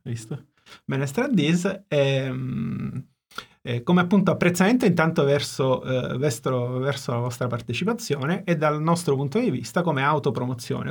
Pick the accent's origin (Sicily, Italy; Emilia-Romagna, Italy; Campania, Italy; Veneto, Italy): Sicily, Italy; Sono siciliano, quindi giustamente noi tendiamo a parlare poco e piano